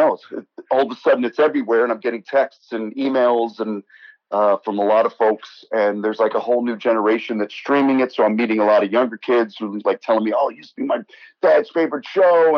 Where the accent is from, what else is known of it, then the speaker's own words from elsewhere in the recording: Detroit, Michigan, United States; accent: Midwestern; moved away as an adult; also born or lived in Teaneck, New Jersey / Manhattan, New York; now in New York, United States; I was actually born in New York and raised in Detroit, Michigan